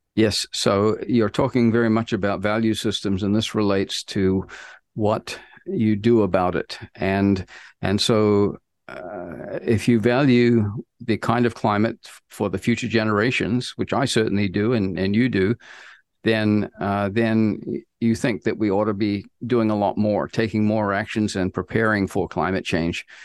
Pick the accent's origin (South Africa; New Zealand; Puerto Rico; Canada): New Zealand; moved away as an adult; also born or lived in United States; I grew up in New Zealand